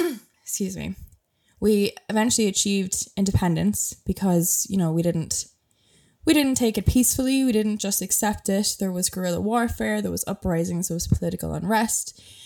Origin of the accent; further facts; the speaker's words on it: Ireland; first language English; I grew up speaking English. I speak English natively. That is my first language. Again, it's because of British rule. It was illegal to speak it was illegal to speak Irish for, you know, basically the entirety of British rule